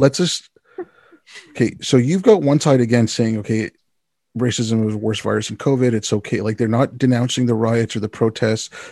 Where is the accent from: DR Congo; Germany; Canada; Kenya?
Canada